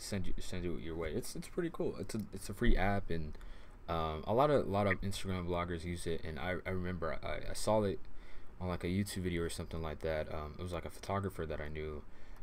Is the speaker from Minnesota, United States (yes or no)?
no; Riverside, California, United States; I'm from California. I'm from Riverside area